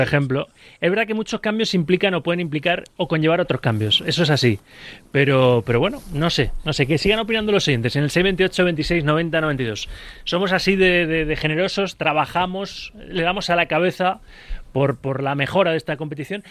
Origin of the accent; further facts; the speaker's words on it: Valencian Community, Spain; cuando era crío, estaba federado ahí en la Comunidad Valenciana